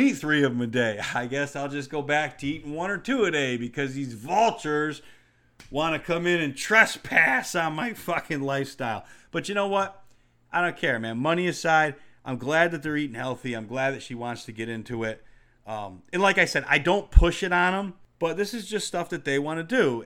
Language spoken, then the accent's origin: English; New York, United States; growing up in New York